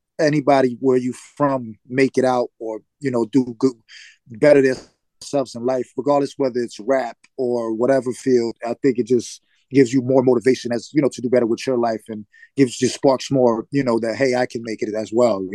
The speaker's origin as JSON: {"language": "English", "town": "Bronx", "region": "New York", "country": "United States", "tie": "born or raised there", "said": "I had, you know, I grew up, my father was in and out of my life"}